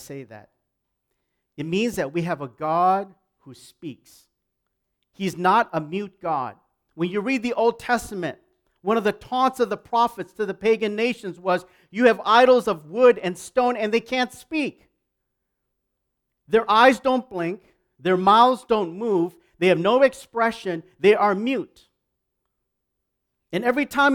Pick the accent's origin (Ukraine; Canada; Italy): Canada